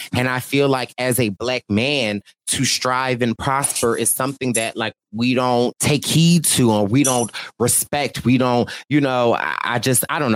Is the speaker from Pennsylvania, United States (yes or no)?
yes; Philadelphia, Pennsylvania, United States; I'm from Philly.